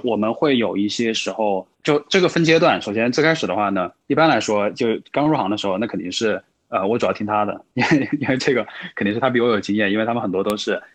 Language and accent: Chinese; Changsha, Hunan, China; 我自己的话呢是湖南长沙人